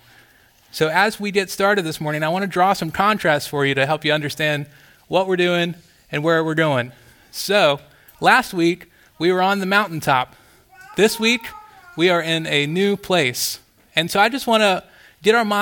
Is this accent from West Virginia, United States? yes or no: no; Florida, United States; moved away; I grew up in Florida, and I grew up as far as you could geographically get from a beach, like right in the middle of the state